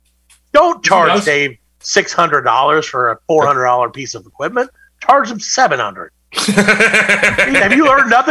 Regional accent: the South, United States; I'm from the South.

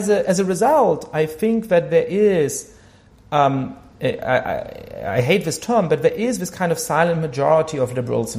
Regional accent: Germany; I grew up Jewish in Germany

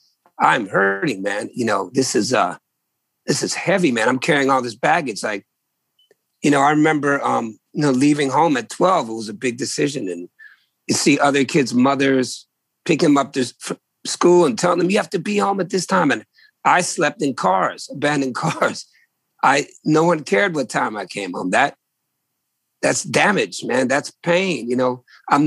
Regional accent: New England, United States; also born or lived in Virginia; I was born in New England in the late 60s

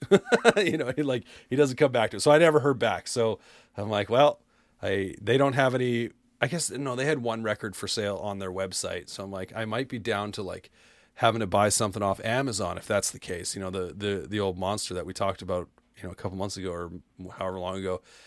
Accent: Canada; I'm Canadian.

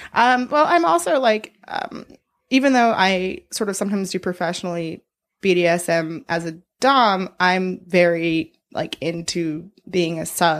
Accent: Boston, Massachusetts, United States; born or raised there

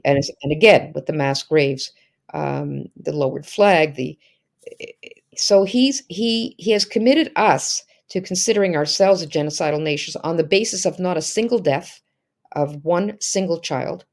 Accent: Canada; as a Canadian

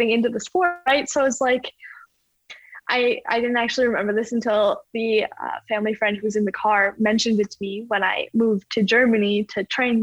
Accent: Calgary, Alberta, Canada; growing up in Calgary

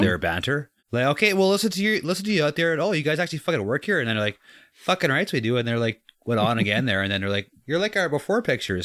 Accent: Canada; as a kid, as a Canadian

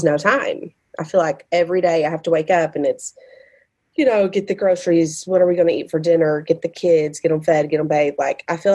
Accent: Sikeston, Missouri, United States; my hometown, Sykeson

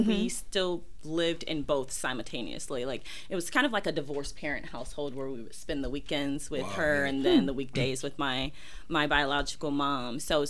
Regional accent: Southern United States, United States; especially growing up in the South, you know?

